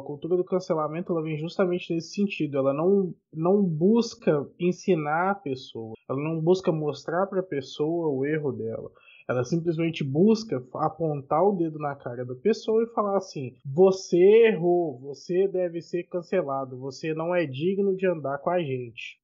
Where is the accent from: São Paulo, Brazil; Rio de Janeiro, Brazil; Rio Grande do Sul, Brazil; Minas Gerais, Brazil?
Minas Gerais, Brazil; Eu sou mineiro, eu sei de casos, eu sei de histórias que só circulam dentro de Minas Gerais